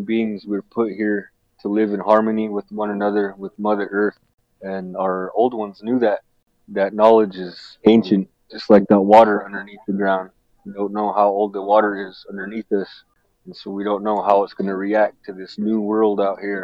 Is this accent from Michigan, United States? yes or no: no; Duck Valley Shoshone-Paiute Nation, Fort McDermitt, Nevada, United States; I'm from the Western Shoshone people and the Northern Paiute people